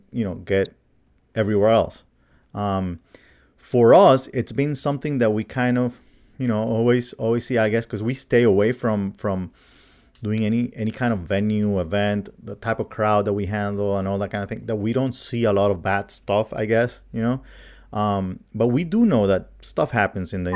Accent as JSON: {"language": "English", "country": "Colombia", "moved": "yes", "said": "my home country of Colombia"}